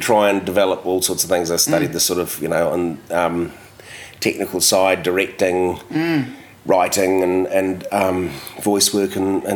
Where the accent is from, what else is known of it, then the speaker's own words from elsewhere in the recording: Whangaparaoa, Auckland, New Zealand; also born or lived in Glenfield; now in Wellington, New Zealand; I grew up in Whangaparoa, sort of north of Auckland, so lots of beaches